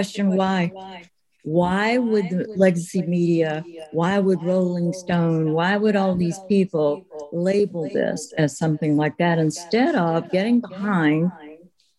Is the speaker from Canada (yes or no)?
no; United States; as Americans